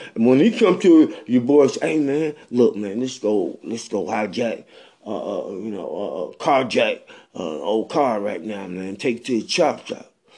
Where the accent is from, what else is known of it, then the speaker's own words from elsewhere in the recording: Bennettsville, South Carolina, United States; I'm from Bennettsville, South Carolina.